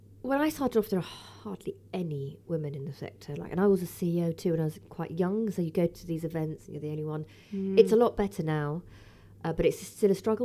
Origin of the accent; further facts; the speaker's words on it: London, United Kingdom; also born or lived in Liverpool; I'm a Londoner born and bred. Brixton girl, actually